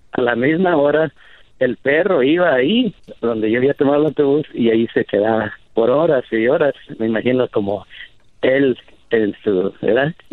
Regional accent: Mexico; now in United States; Cuando yo me vine de México a Estados Unidos por primera vez, tomé el autobús.

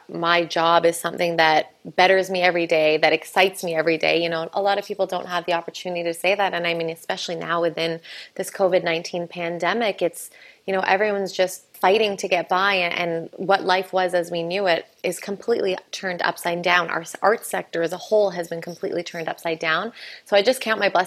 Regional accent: Calgary, Alberta, Canada; moved away as an adult; now in Halifax, Canada; I'm actually from Wichipsa Oyed, Calgary, from Treaty 7 of Blackfoot Territory

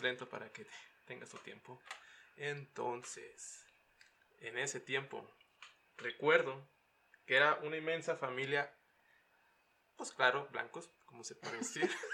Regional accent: Mexicali, Baja California, Mexico; also born or lived in Kansas City, Missouri; now in Utah, United States; soy de Mexicali

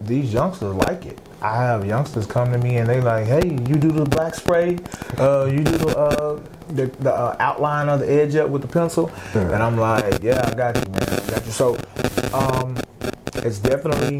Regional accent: Fort Worth, Texas, United States; I grew up in Fort Worth, born and raised.

